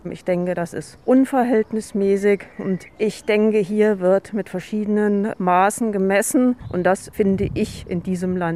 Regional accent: Homberg, Hesse, Germany; Ich komme aus Homberg-Ohm.

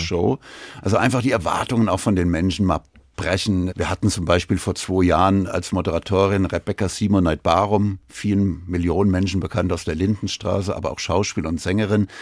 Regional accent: Frankfurt, Hesse, Germany; gebürtiger Frankfurter

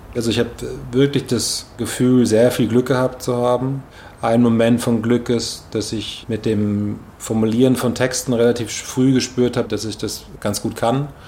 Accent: Maintal, Hesse, Germany; moved away as an adult; now in Berlin, Germany; Maintal bei Frankfurt, wo ich aufgewachsen bin, und Berlin, wo ich in den letzten 15 Jahren am meisten Zeit verbracht habe

